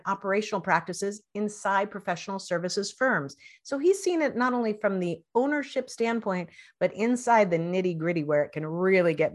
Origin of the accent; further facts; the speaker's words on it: Spokane, Washington, United States; I grew up in Spokane